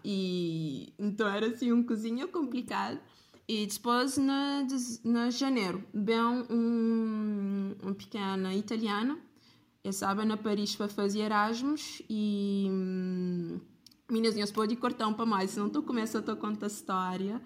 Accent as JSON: {"language": "Portuguese", "country": "Cape Verde", "said": "como cabo-verdiana"}